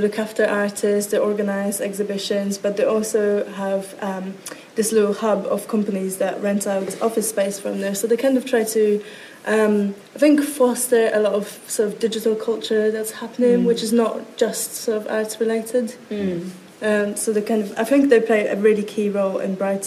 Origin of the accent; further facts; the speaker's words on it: Poland; moved away as an adult; now in London, United Kingdom; I am from a very far away village in Poland. Well, it's not actually a village, it's a very small town where nothing really happens. So when you get to about 20 years old, you have this insane pressure to suddenly pack up your stuff and leave